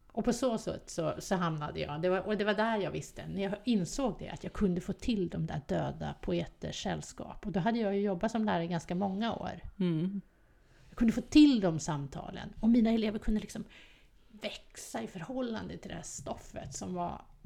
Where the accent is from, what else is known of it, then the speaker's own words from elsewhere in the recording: Stockholm, Stockholm County, Sweden; jag kommer från Västerort, jag älskar Västerort